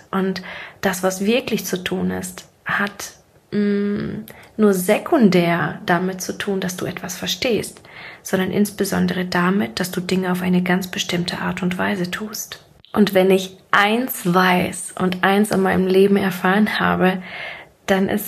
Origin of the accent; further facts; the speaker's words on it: Siberia, Russia; born there; ich bin sehr, sehr ärmlich aufgewachsen. Ich komme ursprünglich gebürtig aus Sibirien und bin mit einem Alkoholikervater groß geworden.